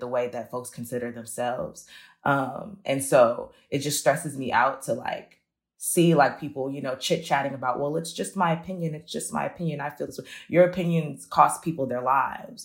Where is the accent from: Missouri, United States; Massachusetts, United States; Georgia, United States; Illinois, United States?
Illinois, United States; Chicago; I grew up near Roseland